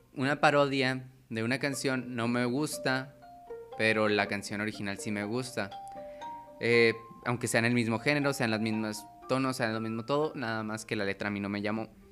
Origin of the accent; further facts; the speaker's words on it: Chihuahua, Mexico; also born or lived in Cuauhtémoc, Chihuahua; Nací en la ciudad de Chihuahua, donde estudié, crecí hasta los 13, luego viví en un pueblo y luego en Cuauhtémoc